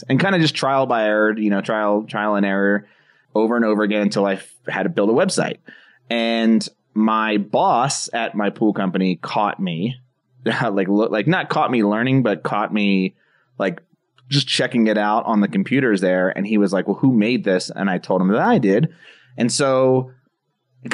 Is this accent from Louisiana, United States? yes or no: no; New Jersey, United States; moved away as an adult; now in Colorado, United States; my hometown of New Jersey, which is where I've lived for most of my life until I moved out to Colorado just last year